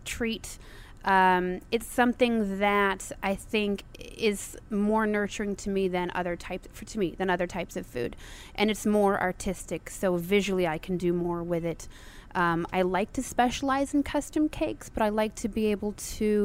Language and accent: English; Chicago, Illinois, United States; moved away as an adult; now in New Orleans, United States; I'm originally from Chicago, and my mom is born in Chicago.